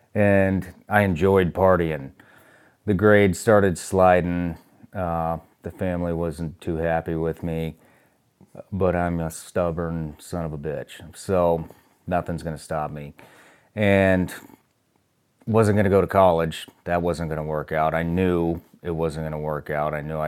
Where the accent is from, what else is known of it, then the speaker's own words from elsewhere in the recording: Kansas City, United States; born there; also born or lived in Iowa / Illinois; But I was born in Kansas City, then we moved to Iowa, then we moved to Illinois